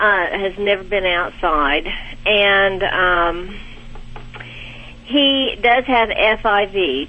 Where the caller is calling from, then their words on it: Bentonville, Arkansas, United States; I'm calling from Bentonville, Arkansas.